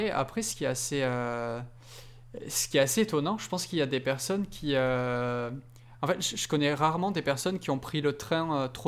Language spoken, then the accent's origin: French; Belgium